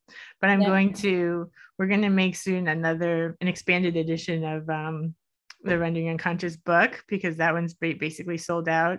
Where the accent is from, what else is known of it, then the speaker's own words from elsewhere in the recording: Miami, Florida, United States; I grew up in Miami